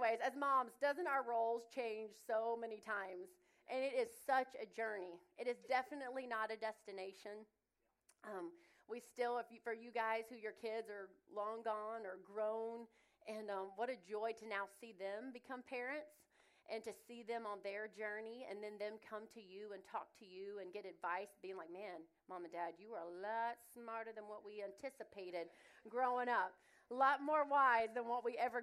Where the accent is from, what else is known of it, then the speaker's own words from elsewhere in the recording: the South, United States; accent: southern; my southern accent